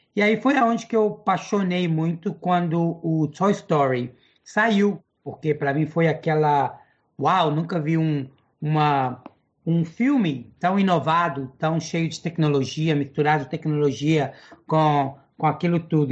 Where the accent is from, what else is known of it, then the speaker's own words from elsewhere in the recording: New York, United States; Portuguese is a second language; also born or lived in Belo Horizonte, Minas Gerais, Brazil; eu cresci aqui nos Estados Unidos em Nova York sempre morei em Nova York